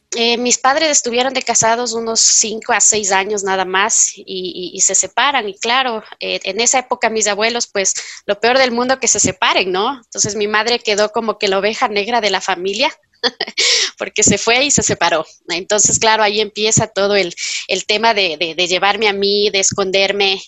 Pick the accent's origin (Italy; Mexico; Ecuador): Ecuador; Quito, Pichincha; yo soy quiteña, tengo 45 años